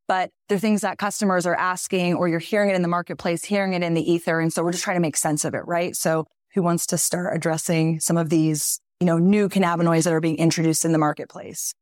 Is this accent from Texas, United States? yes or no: yes; Texas, United States; moved away; I grew up in Texas